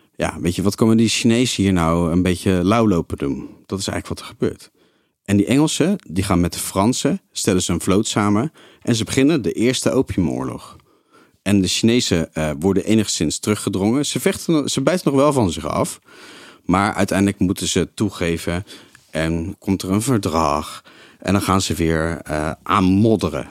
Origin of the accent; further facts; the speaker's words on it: Netherlands; Wij waren als Nederlanders